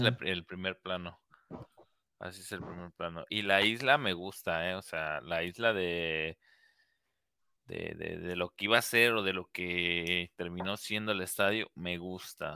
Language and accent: Spanish; Mexico; todos somos mexicanos